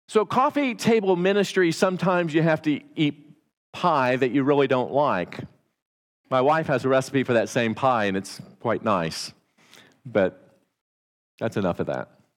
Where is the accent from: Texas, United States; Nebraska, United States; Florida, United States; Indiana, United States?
Indiana, United States; accent: Hoosier twang; moved away; I'm not a Texan. I'm from Indiana. Not many people claim to be from Indiana. And I have a Hoosier twang